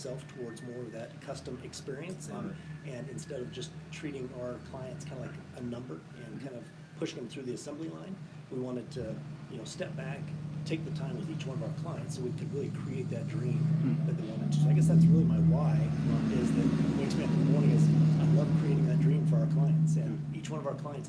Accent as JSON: {"language": "English", "town": "Coeur d'Alene", "region": "Idaho", "country": "United States", "tie": "born or raised there", "moved": "as an adult", "said": "I grew up in Idaho"}